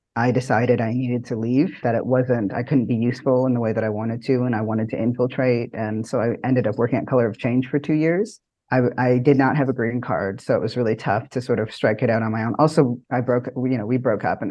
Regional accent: Toronto, Ontario, Canada; moved away as an adult; now in United States; I was new to this country. I'm born and raised in Toronto, and I moved here late around 2016.

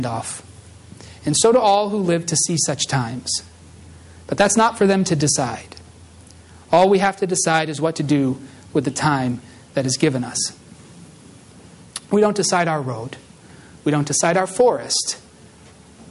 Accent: Massachusetts, United States; moved away; I come from Massachusetts in, like, you know, an urban kind of suburban area

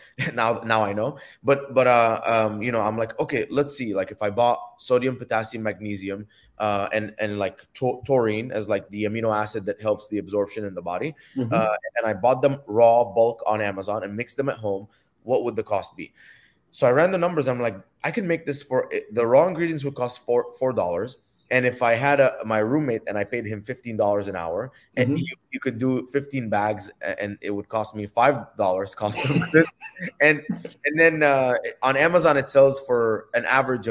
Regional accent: Dubai, United Arab Emirates; moved away as an adult; also born or lived in Egypt; now in United States; I was born in Egypt, grew up in Dubai.

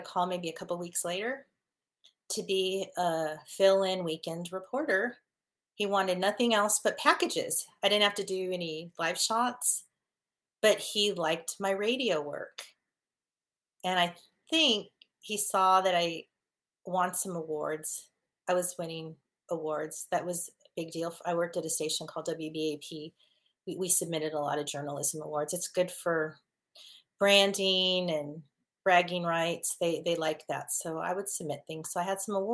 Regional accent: California, United States; also born or lived in Dallas; my home state of California

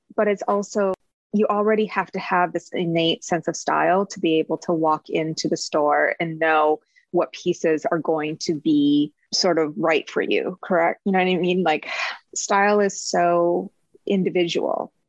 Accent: Midwest, United States; moved away; growing up in the Midwest

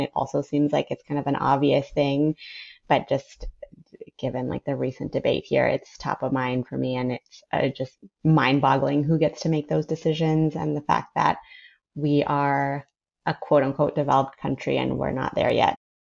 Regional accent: Ecuador; moved away as an adult; also born or lived in San Francisco, United States / New Orleans, United States; now in United States; I was born in San Francisco, moved to New Orleans when I was four, and then when I was eight, we moved to Ecuador, which is where my dad's family is. I grew up there. I went to high school there, finished high school, and then moved to the U.S.

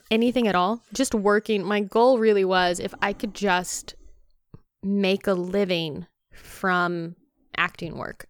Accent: North Carolina, United States; moved away as an adult; also born or lived in Baton Rouge, Louisiana / Ohio; I grew up in North Carolina

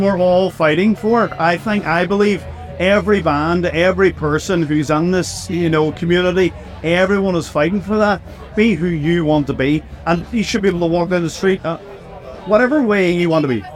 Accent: Northern Ireland, United Kingdom; we're from Northern Ireland, and Northern Ireland is a very difficult place to grow up

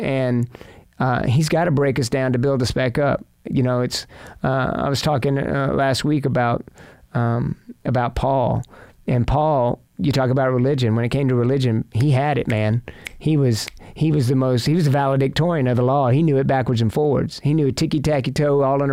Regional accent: Fort Worth, Texas, United States; I grew up in Fort Worth

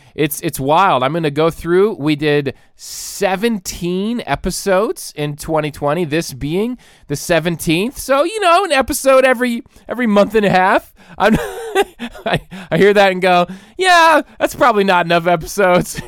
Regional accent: Troy, Ohio, United States; now in Michigan, United States; we're from Troy, Ohio, down near Dayton

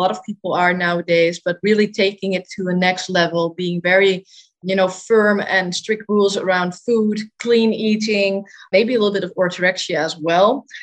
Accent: Netherlands; I'm 25 years old and I am from the Netherlands.

